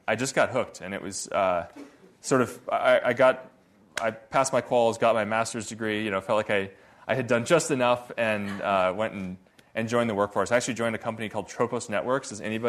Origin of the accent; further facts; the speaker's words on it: Redmond, Washington, United States; So, well, I grew up in Redmond, home of Microsoft